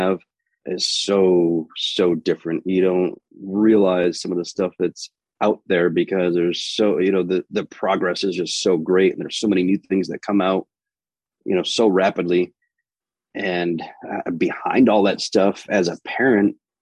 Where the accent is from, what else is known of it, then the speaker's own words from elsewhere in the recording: Finger Lakes area of Western New York, United States; moved away as an adult; also born or lived in Phoenix, Arizona; I grew up in Finger Lakes area of Western New York.